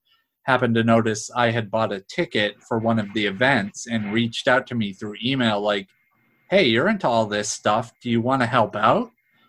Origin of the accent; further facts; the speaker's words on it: Newburyport, Massachusetts, United States; also born or lived in New York / Somerville, Massachusetts; now in Salem, United States; I grew up in Newburyport, and we moved closer to here, but we were down in the Somerville area